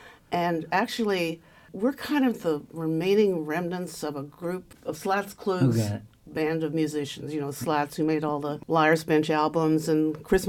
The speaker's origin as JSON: {"language": "English", "town": "Martinsville", "region": "Indiana", "country": "United States", "tie": "born or raised there", "also_born_or_lived": "Ohio / New York", "moved": "as an adult", "said": "Well, I'm originally from Martinsville. And I started playing the violin at about age 9 or so."}